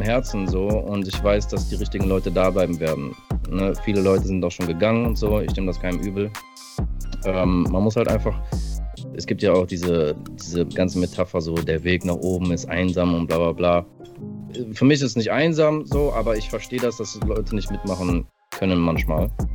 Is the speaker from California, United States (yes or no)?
yes; California, United States; moved away; ich bin in äh, Kalifornien geboren